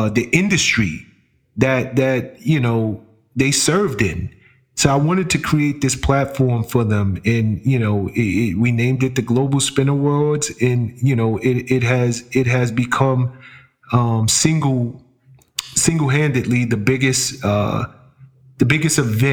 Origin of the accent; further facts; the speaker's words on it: New York City, New York, United States; I'm from the Bronx, right? And being from the hood